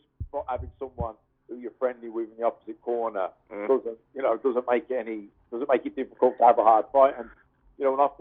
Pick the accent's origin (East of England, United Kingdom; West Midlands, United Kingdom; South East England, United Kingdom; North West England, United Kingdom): West Midlands, United Kingdom; Birmingham; moved away as an adult; also born or lived in Manchester; I'm from Birmingham, but I was training in Manchester